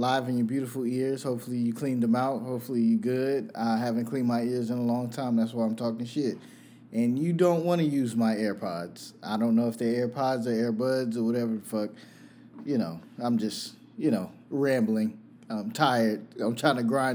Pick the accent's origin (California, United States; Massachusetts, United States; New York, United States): New York, United States; I'm biased from New York